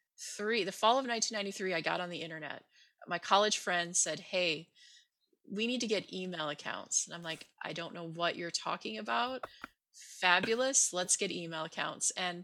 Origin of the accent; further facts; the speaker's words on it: Nebraska, United States; moved away as an adult; now in Boston, United States; I moved to Boston from Nebraska in 1994.